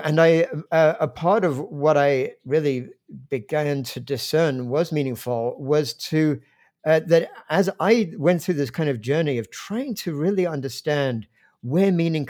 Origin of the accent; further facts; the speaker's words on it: London, United Kingdom; Because I grew up in England, in fact, in the suburbs of London